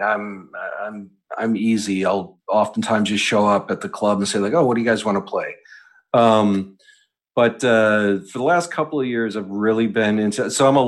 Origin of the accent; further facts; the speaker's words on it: Western New York, United States; also born or lived in Pennsylvania / Rochester, New York; now in New York City, United States; I grew up in Western New York and lived in Pennsylvania for a while.